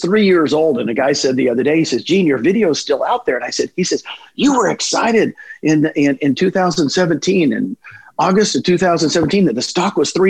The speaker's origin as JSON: {"language": "English", "region": "Texas", "country": "United States", "moved": "yes", "said": "I'm from Texas originally"}